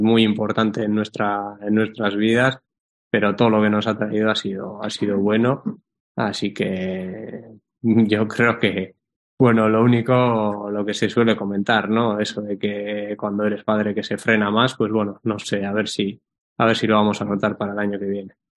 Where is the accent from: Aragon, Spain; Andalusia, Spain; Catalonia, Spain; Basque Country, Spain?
Basque Country, Spain; Guernica; por mi pueblo, por Guernica